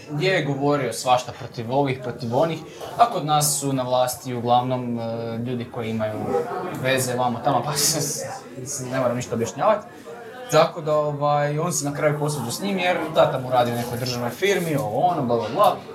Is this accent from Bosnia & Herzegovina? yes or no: yes; Herzegovina, Bosnia & Herzegovina